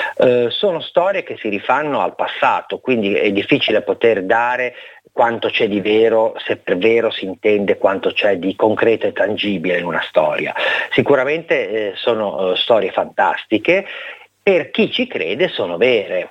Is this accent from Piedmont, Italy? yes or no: no; Liguria, Italy; tutta la mia regione, che è la Liguria